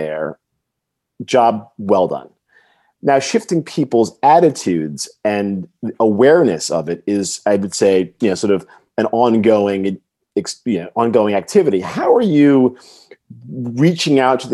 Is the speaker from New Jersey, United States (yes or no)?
no; New York, United States; I'm also a New Yorker